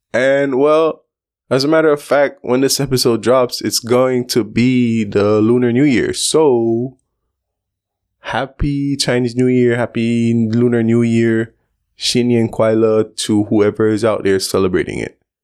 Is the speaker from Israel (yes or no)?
no; Belize; growing up in Belize, we have a large Asian community.